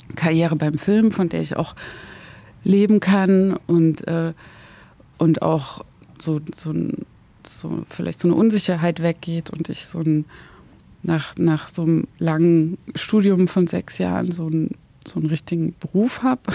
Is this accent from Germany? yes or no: yes; Zwickau, Saxony, Germany; moved away as an adult; also born or lived in Dresden; now in Berlin, Germany; ich komme ja aus dem Dorf bei Zwickau